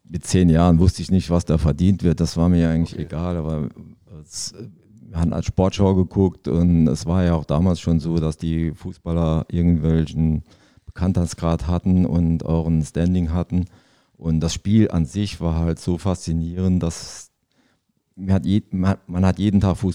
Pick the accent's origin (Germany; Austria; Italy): Germany; Zweibrücken, Rhineland-Palatinate; born there; der ist auch in Zweibrücken geboren wie ich, aber ich bin kein Pfälzer, ich bin eigentlich schon äh, Saarländer.